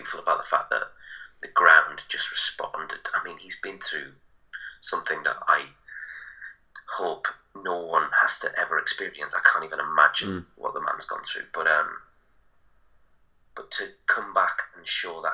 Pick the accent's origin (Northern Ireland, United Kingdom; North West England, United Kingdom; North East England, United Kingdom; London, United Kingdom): North East England, United Kingdom; Middlesbrough; it's my hometown